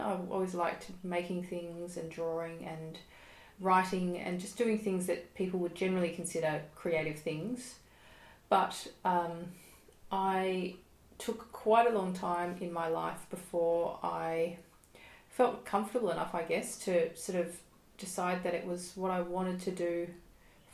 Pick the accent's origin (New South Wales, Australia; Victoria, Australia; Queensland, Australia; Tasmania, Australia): Victoria, Australia; Melbourne; I am a musician from Melbourne, Australia